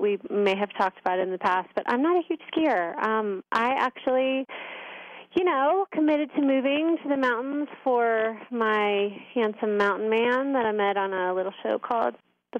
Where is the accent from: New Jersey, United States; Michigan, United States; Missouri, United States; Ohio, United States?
Missouri, United States; St. Louis; moved away as an adult; also born or lived in Indianapolis, Indiana / Miami, Florida / Los Angeles, California; now in Colorado, United States; I was born in Indy. I was raised in St. Louis, and then I went to IU, and then I went to University of Miami for grad school, and then I lived there for 7 years, and then moved to LA, as we all know, and then came to Colorado.